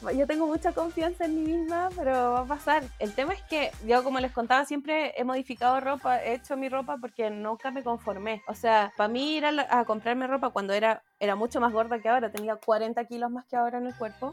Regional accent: Talcahuano, Biobío, Chile; soy de Talcahuano

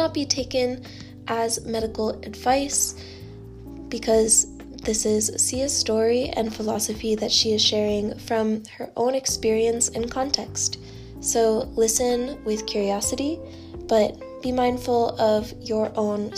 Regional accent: Norfolk, Virginia, United States; Norfolk, Virginia, my hometown

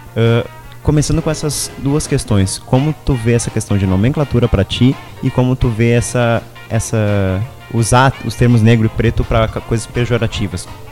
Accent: Fronteira Oeste, Rio Grande do Sul, Brazil; Eu sou da Fronteira Oeste

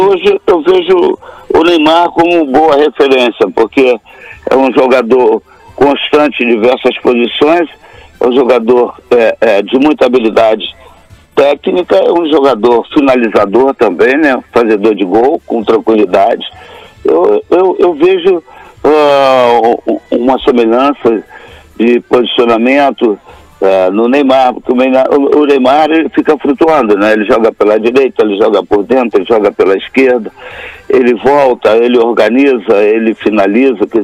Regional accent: Brazil; eu sou brasileiro até hoje, até a morte

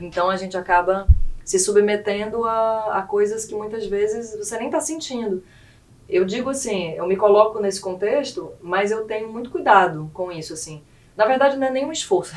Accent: Rio Grande do Sul, Brazil; now in Roraima, Brazil; muito amor pelas minhas raízes gaúchas

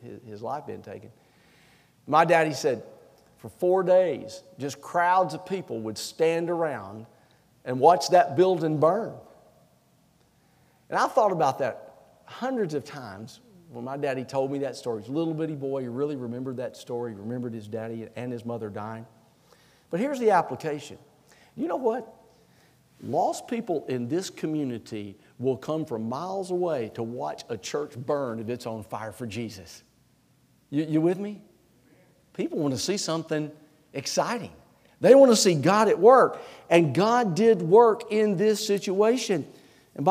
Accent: Anniston, Alabama, United States; now in South Carolina, United States; When I was a little boy, I grew up in Anniston, Alabama

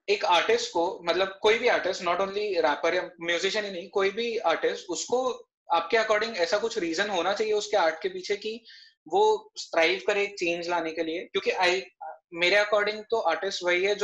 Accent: Mumbai, Maharashtra, India; पहुंच गई क्योंकि मैं मुंबई से हूँ

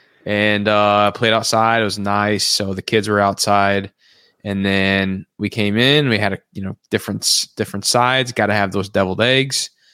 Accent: Missouri, United States; We are from Missouri.

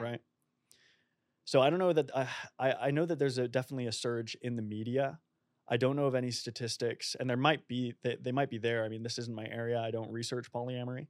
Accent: Boston, Massachusetts, United States; moved away as an adult; also born or lived in Oxford; now in Melbourne, Australia; I'm originally from Boston

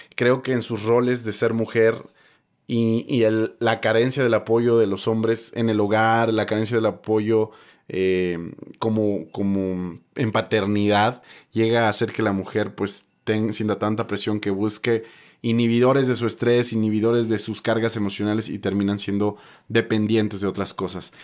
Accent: Mexico; como latinos y como mexicanos

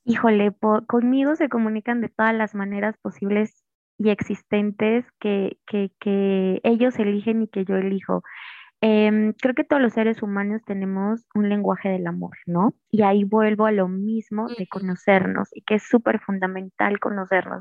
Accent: Mexico; pues soy mexicana

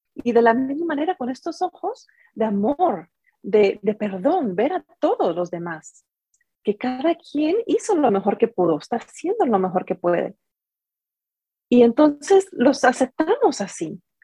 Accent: Guatemala; also born or lived in San José, California; now in San Jose, United States; soy de Guatemala. Ahí crecí y en este momento pues estoy viviendo en, en San José, en California

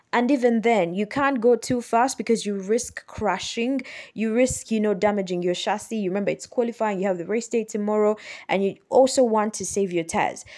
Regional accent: Kampala, Central Region, Uganda; As you know, I am from Uganda. I'm from Kampala, Uganda.

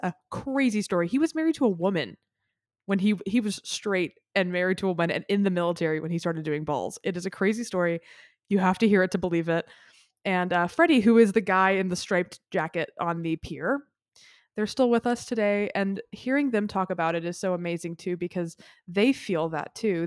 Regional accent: Memphis, Tennessee, United States; I grew up in Memphis, Tennessee, so Southern

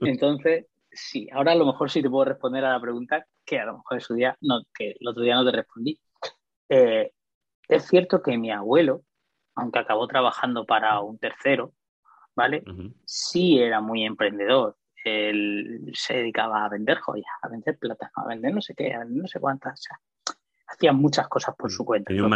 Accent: Murcia, Region of Murcia, Spain; Yo soy de Murcia, mm, resido allí

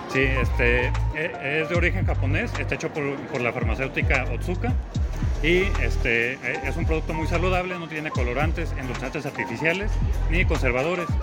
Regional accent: Mexico; como buenos mexicanos que a todos le echamos limón

